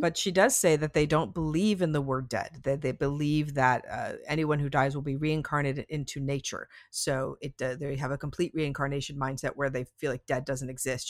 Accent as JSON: {"language": "English", "town": "Las Vegas", "region": "Nevada", "country": "United States", "tie": "born or raised there", "said": "I grew up in Las Vegas"}